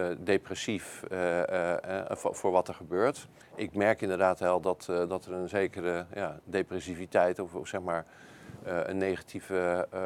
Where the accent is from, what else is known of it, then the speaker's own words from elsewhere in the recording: Netherlands; En laten we niet vergeten, wij hebben als Nederlanders hebben dit eerder gedaan.